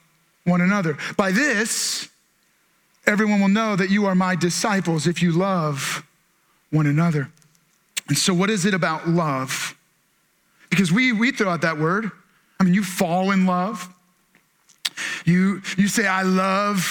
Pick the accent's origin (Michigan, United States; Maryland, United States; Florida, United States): Maryland, United States; we're from Maryland